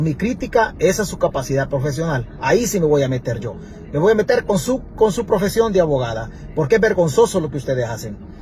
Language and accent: Spanish; Santa Rita, Chalatenango, El Salvador; mi pueblo, de Santa Rita